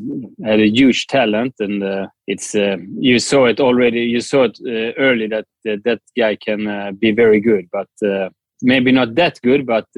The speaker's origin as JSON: {"language": "English", "country": "Sweden", "tie": "born or raised there", "said": "Yeah, I grew up in Sweden, but when I was young, we were all the summers in Italy. So most of the time in Sweden, but also a lot in Italy, especially when I was younger then."}